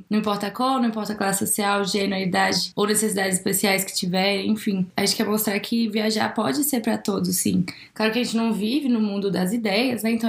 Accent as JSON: {"language": "Portuguese", "town": "Brasília", "region": "Federal District", "country": "Brazil", "tie": "born or raised there", "said": "eu sou de Brasília, nós somos de Brasília, na verdade, cresceu, a gente cresceu aqui e eu continuo morando aqui por enquanto."}